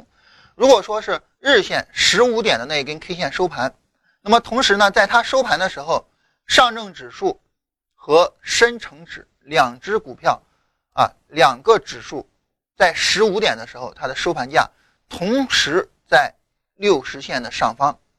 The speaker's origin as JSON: {"language": "Chinese", "region": "Lingnan", "country": "China", "said": "那岭南对于我来说也是我的家乡嘛。"}